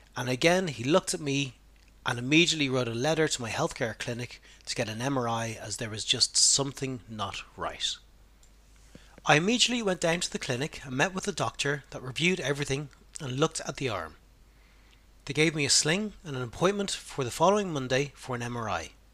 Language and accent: English; Ireland; being a man and being Irish